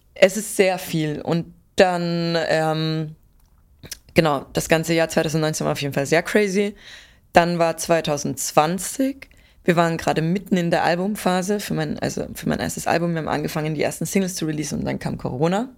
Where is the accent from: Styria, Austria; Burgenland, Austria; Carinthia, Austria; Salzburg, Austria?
Salzburg, Austria; Pinzgau; Ich komme aus dem Pinzgau in yeah. Salzburg.